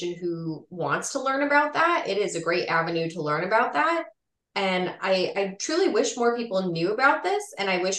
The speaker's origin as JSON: {"language": "English", "town": "Las Vegas", "region": "Nevada", "country": "United States", "tie": "born or raised there", "also_born_or_lived": "Chicago area, Illinois", "said": "I grew up in Las Vegas, Nevada, and there really was not a very prolific Czech or Slovak community there"}